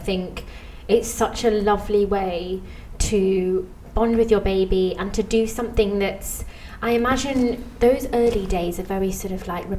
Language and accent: English; England, United Kingdom; Now, being English